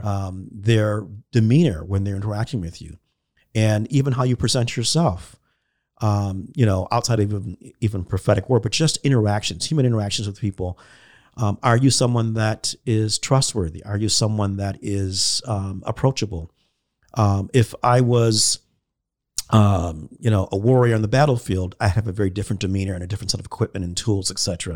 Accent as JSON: {"language": "English", "country": "United States", "said": "as American Christians"}